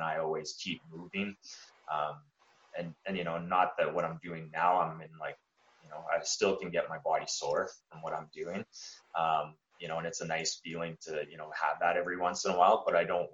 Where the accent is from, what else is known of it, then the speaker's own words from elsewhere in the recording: Lethbridge, Alberta, Canada; where we're from, Lethbridge